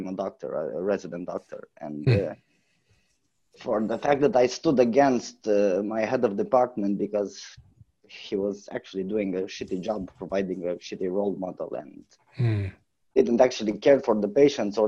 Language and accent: English; Romania; I'm from Romania